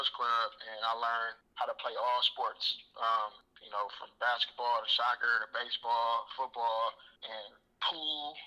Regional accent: Oakland, California, United States; Oakland, California, man. I'm from the Bay. Born and raised in Oakland

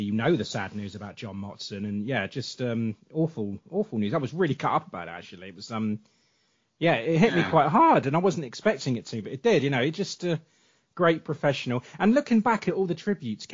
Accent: England, United Kingdom; I'm English

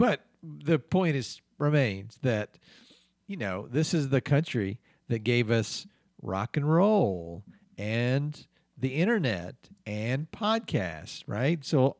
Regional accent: United States; Yeah. I am American, and so if you like, I can apologize to you on behalf of America.

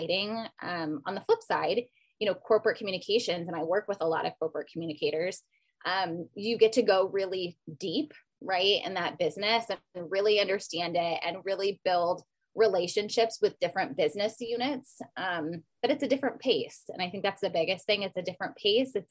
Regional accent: Iowa, United States; moved away as an adult; now in Las Vegas, United States; I'm from Iowa

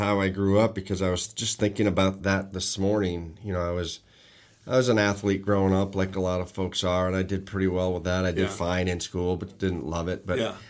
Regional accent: Sturbridge, Massachusetts, United States; I grew up in Massachusetts, Sturbridge, Massachusetts, to be specific, which was a great place to grow up.

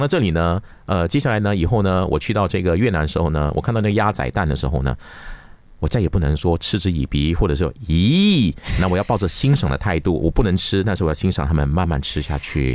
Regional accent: Malaysia; 在我的家乡，而且呢，这个发生的地方呢，是我小时候长大的地方，叫根巴斯

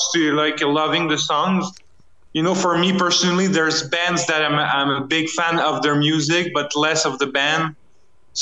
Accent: Canada; as a Canadian band

